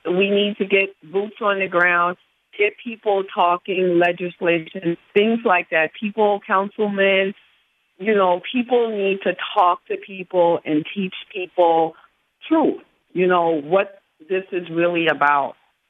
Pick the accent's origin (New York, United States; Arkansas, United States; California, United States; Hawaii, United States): New York, United States; New York City; I'm 63, so I remember I knew the name of the cop where I lived in New York because I grew up in New York in Harlem.